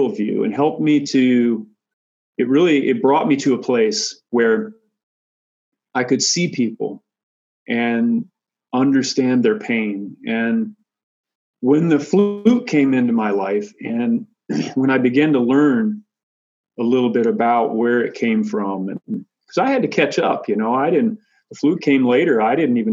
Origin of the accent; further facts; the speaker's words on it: Michigan, United States; Having grown up far away from my Lakota ancestors and relatives, I grew up in Michigan, far away from them